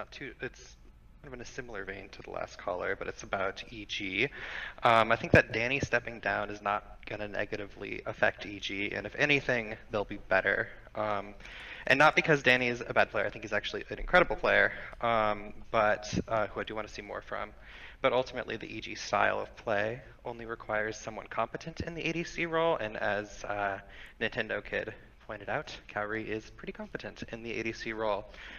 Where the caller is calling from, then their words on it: Southern Oregon, United States; Calling from Southern Oregon.